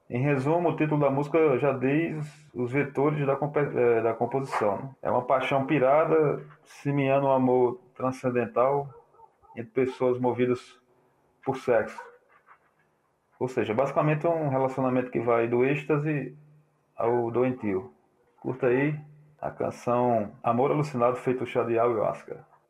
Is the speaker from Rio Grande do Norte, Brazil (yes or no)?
no; Ceará, Brazil; also born or lived in Paraíba / João Pessoa; now in Cajazeiras, Brazil; sou cearense, aparaibanado